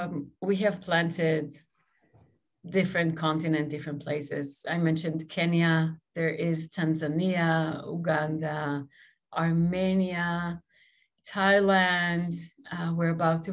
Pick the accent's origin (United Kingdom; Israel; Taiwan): Israel; now in United States; I grew up in Israel